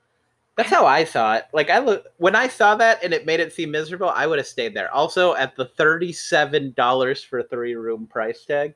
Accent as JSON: {"language": "English", "region": "Arizona", "country": "United States", "said": "because I'm from Arizona"}